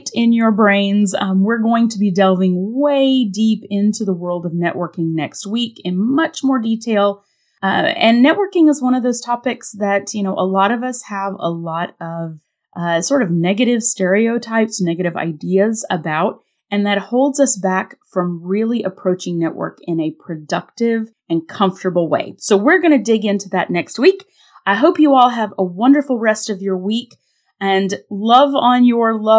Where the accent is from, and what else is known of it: North Carolina, United States; born or raised there; moved away